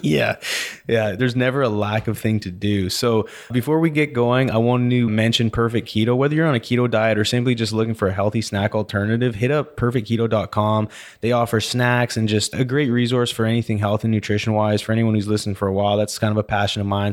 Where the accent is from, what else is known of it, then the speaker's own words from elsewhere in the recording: Vernon, British Columbia, Canada; also born or lived in Calgary, Alberta / Lake Country, British Columbia; now in Houston, United States; I was born in Calgary, then moved to Vernon, B C